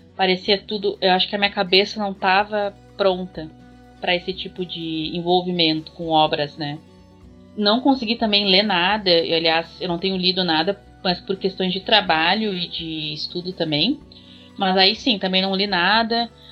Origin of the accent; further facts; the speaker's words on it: Rio Grande do Sul, Brazil; eu sou do Rio Grande do Sul